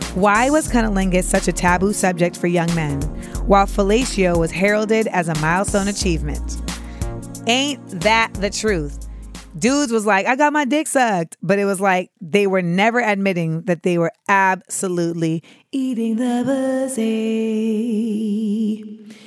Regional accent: Orlando, Florida, United States; moved away; I will be at the Orlando Improv in my hometown of the four oh seven

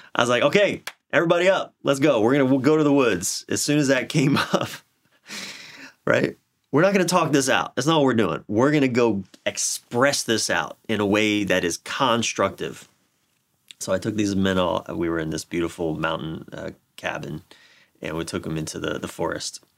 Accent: Maryland, United States; my home state of Maryland

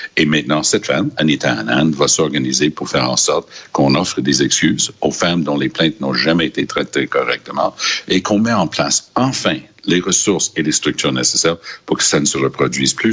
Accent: Quebec, Canada; je viens du Québec

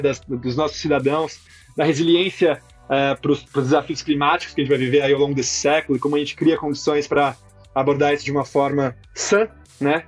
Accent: São Paulo, Brazil; moved away as an adult; now in Ceará, Brazil; eu também sou paulista, sou paulistano, nascido criado

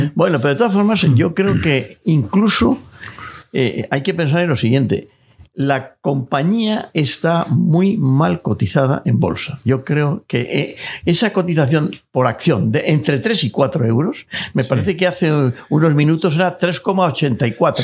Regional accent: Spain; los pequeños ahorradores que somos todos los españoles

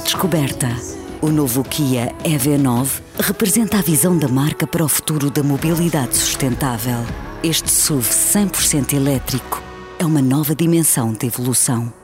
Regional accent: Porto, Norte, Portugal; nasci no Porto em 1976

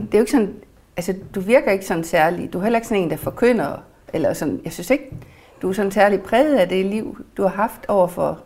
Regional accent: Mors, North Denmark Region, Denmark; moved away; Mors, hvor jeg kommer fra

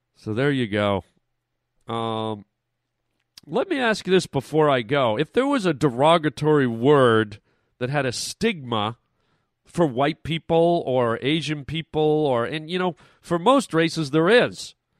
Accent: Canada; now in United States

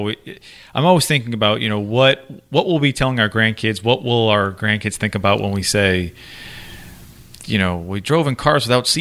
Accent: Massachusetts, United States; growing up in Massachusetts

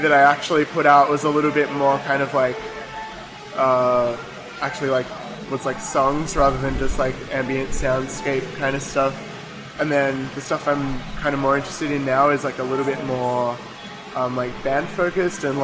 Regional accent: Melbourne, Victoria, Australia; I grew up in Melbourne, in Elstonwick

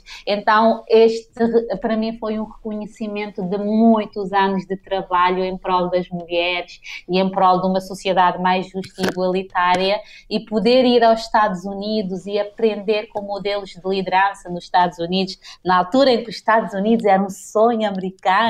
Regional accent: Santo Antão, Cape Verde; moved away; also born or lived in Praia, Cape Verde; eu sou de Santo Antão

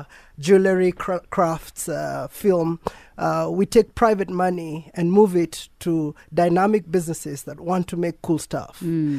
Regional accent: Kenya; now in Nairobi, Kenya; So I wasn't born in Nairobi. I was born in the countryside. Actually, my first best friend was a cow.

